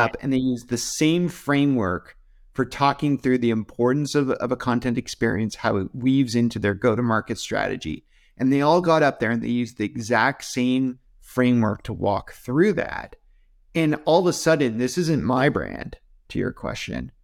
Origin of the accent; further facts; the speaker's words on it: Canada; I'm, I'm Canadian